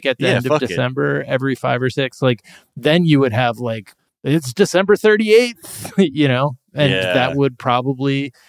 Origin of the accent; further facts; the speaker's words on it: Dublin, Leinster, Ireland; I'm from Dublin.